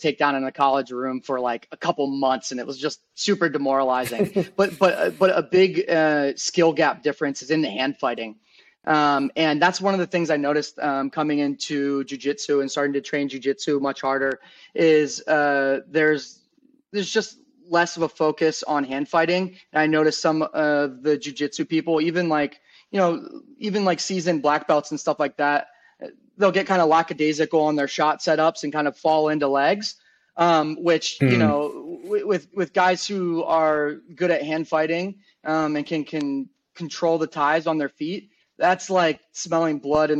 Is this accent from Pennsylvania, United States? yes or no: yes; Pennsylvania, United States; moved away as an adult; also born or lived in Virginia; I grew up in Pennsylvania, which is a very strong wrestling state